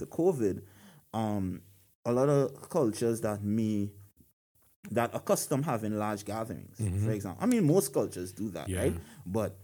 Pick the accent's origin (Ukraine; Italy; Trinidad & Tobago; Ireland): Trinidad & Tobago; now in United States; I'm from Trinidad and Tobago.